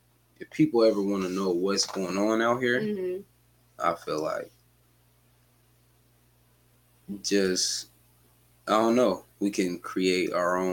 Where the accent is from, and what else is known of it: Washington, United States